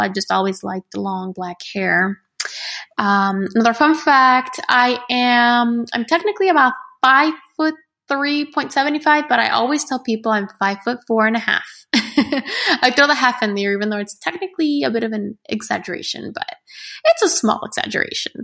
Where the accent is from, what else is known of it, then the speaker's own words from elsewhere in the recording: United States; first language Spanish; English is a second language; technically Spanish is my first language, but not really because I was born in the U S.